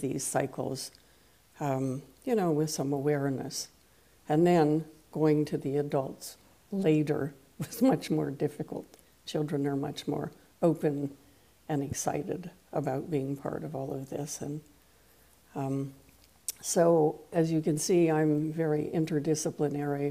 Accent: East Coast of Canada, Canada; first language French; English is a second language; now in Victoria, Canada; I hail from the West Coast, having begun my life on the East Coast of Canada. I live on the island of Vancouver in the city of hmm. Victoria

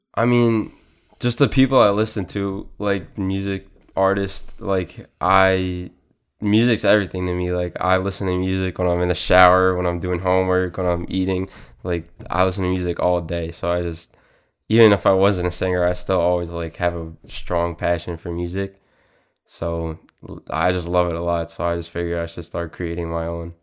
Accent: Suffolk County, Long Island, New York, United States; I grew up in Suffolk County, Long Island

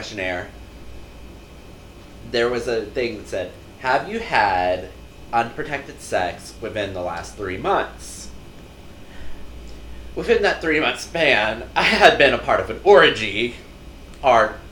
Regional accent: the South, United States; I'm from the South.

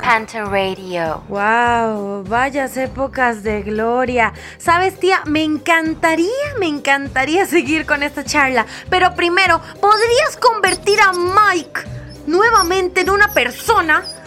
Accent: Costa Rica; como ticos

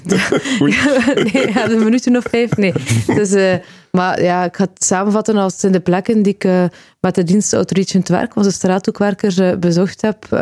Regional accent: Aalbeke, Flanders, Belgium; moved away as an adult; also born or lived in Leuven; now in Ghent, Belgium; Aalbeek, bij Kortrijk

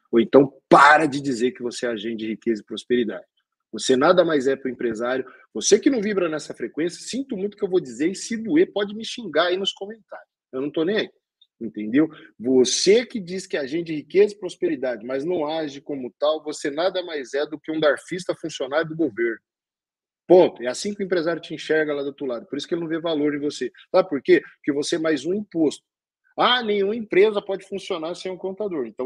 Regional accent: Northeast Region, Brazil; Eu sou nordestino, adoro uma boa buchada.

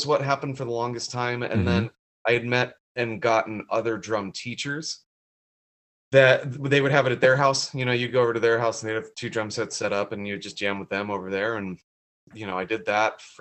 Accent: Carlsbad, California, United States; also born or lived in Boulder, Colorado; we moved out here when I was 8

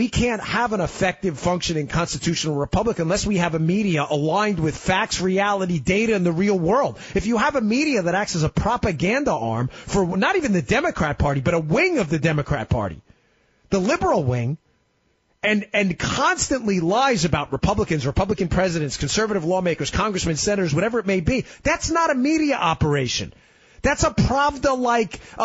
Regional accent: New York City, New York, United States; I'm a Queens guy, too. I grew up in Queens. You can probably tell by my accent

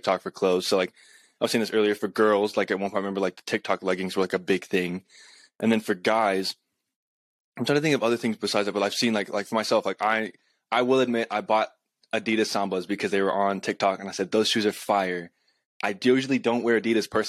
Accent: Colorado, United States; also born or lived in California; I'm from Colorado.

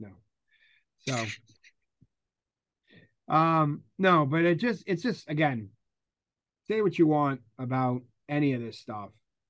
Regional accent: United States; as an American citizen

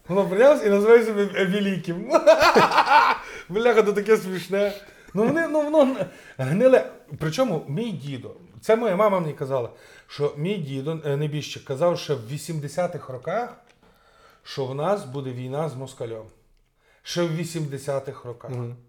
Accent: Rivne Oblast, Ukraine; я з Рівненської області

